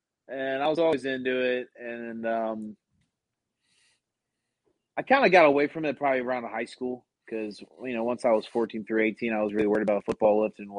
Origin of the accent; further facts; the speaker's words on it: Maryland, United States; I grew up in Maryland and all that stuff, and then I went to Archbishop Spalding High School.